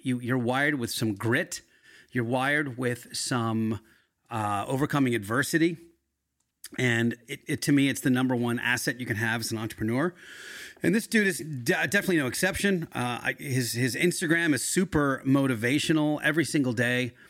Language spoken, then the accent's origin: English; Yardley, Pennsylvania, United States; also born or lived in Philadelphia; I grew up in Bucks County in, uh, Yardley